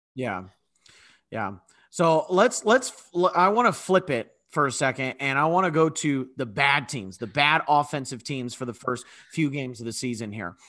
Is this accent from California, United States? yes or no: yes; California, United States; I'm from California.